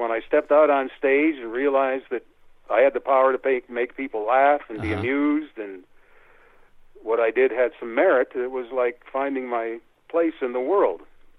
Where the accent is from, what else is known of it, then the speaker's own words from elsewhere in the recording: Cleveland, Ohio, United States; moved away as an adult; now in Canada; I grew up in Cleveland.